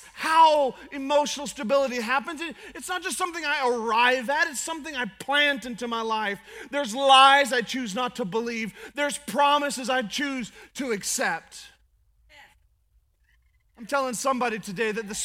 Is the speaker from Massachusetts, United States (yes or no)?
no; Alaska, United States; I'm from Alaska